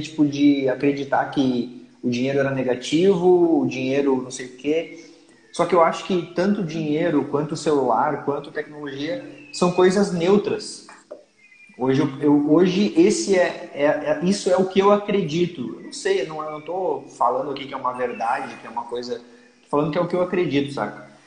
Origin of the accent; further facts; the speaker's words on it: Lages, Santa Catarina, Brazil; Lages, que é a minha cidade natal